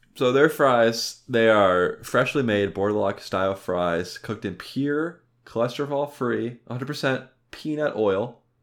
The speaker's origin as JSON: {"language": "English", "region": "Ohio", "country": "United States", "said": "we're from Ohio"}